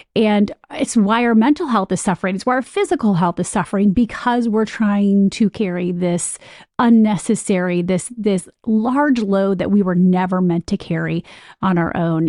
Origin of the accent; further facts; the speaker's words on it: Michigan, United States; moved away as an adult; also born or lived in Ohio / Chicago / New York; I'm from Michigan